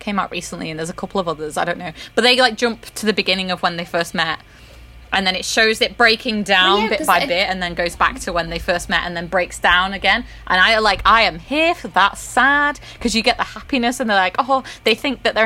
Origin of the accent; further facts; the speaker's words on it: Manchester, North West England, United Kingdom; I'm not from Yorkshire. I'm from Manchester.